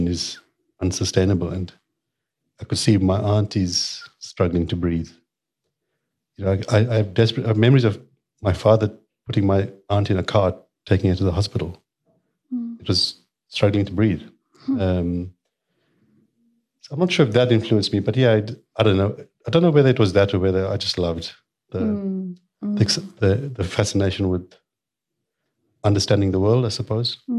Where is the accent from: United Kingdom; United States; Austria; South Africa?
South Africa; Durban, KwaZulu-Natal; I grew up in Mirbank